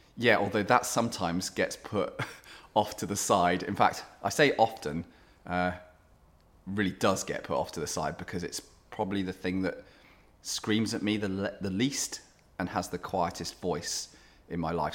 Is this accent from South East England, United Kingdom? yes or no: no; Cornwall, South West England, United Kingdom; born or raised there; moved away as an adult; also born or lived in South Africa / London; now in Sheffield, United Kingdom